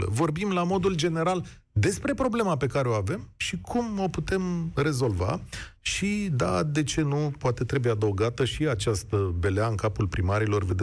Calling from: Bucharest, Romania; Bună ziua, din București. … am 33 de ani.

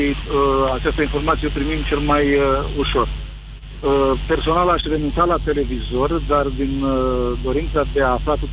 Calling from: Galați, Galați County, Romania; din Galați

